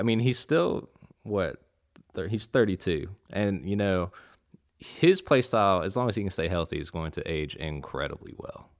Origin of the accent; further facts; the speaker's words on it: Raleigh, North Carolina, United States; I'm from Raleigh, North Carolina